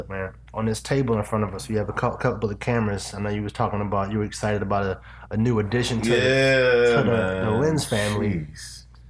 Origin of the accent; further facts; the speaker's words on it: Maryland, United States; Growing up on the East Coast, you know, grew up in like Maryland.